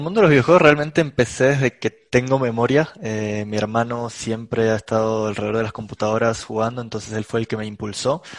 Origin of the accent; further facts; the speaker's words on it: Córdoba, Argentina; yo soy de Argentina, eh, en una ciudad que se llama Córdoba